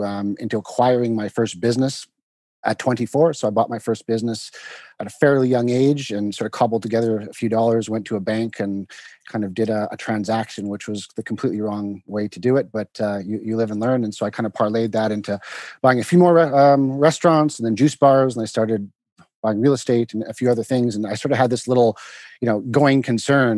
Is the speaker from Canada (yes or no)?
yes; Vancouver, British Columbia, Canada; also born or lived in London, United Kingdom; I'm Canadian by trade, and I'm from Vancouver.